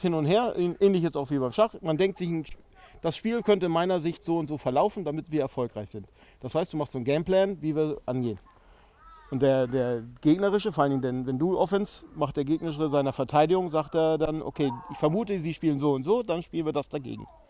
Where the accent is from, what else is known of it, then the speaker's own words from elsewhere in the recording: Dithmarschen, Schleswig-Holstein, Germany; also ich bin Schleswig-Holsteiner, Dittmarscher gebürtig